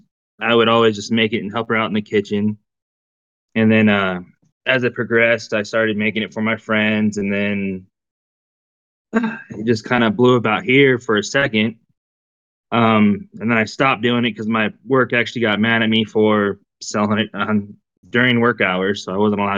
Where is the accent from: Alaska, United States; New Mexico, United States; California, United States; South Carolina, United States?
California, United States; now in Texas, United States; we used to live out in the high desert because I'm originally from California